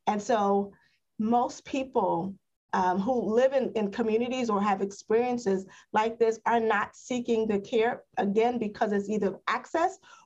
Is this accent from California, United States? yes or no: no; New York City, New York, United States; I grew up in East Harlem